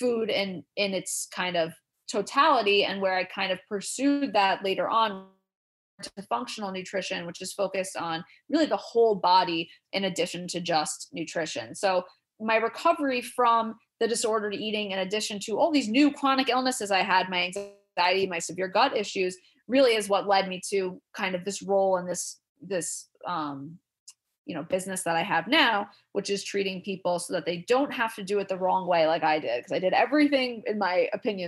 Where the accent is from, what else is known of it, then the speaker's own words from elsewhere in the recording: New York City, New York, United States; growing up in Queens, New York, very diverse place